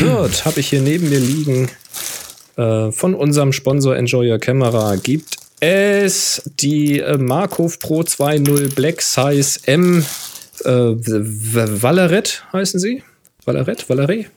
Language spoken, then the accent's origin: German; Hamburg, Germany; Hamburg sein. Die Kräne ganz typisch. Mag ich natürlich meine Heimat